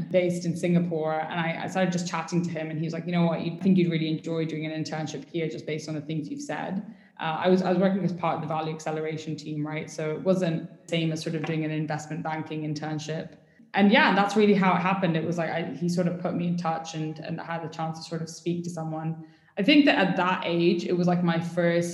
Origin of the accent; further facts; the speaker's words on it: United Arab Emirates; also born or lived in United Kingdom / Pakistan (ancestry); I moved to the UAE basically when I was 3 weeks old and I did sort of like most of my childhood here